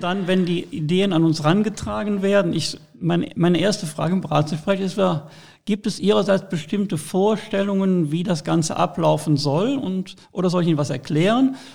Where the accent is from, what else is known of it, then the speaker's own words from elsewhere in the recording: Rhineland, Germany; als Rheinländer